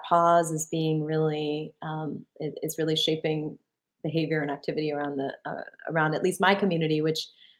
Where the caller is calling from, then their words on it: Ann Arbor, Michigan, United States; Yeah, so it's I'm calling from Ann Arbor, Michigan, where, like most of the country, we're experiencing a spike in our COVID cases.